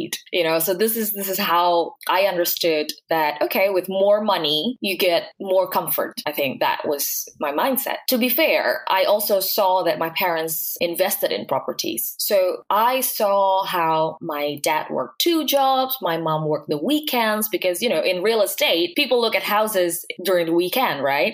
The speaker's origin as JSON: {"language": "English", "region": "Jakarta", "country": "Indonesia", "tie": "born or raised there", "said": "I was born into a middle-class family in Jakarta, which is the capital city."}